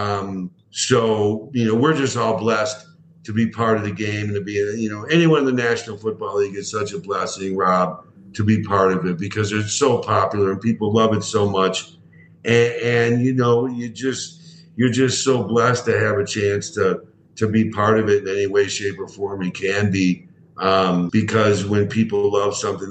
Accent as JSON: {"language": "English", "town": "Chicago", "region": "Illinois", "country": "United States", "tie": "born or raised there", "said": "I grew up in Chicago, the Chicago Cubs, Chicago Bears, and all those sorts of things"}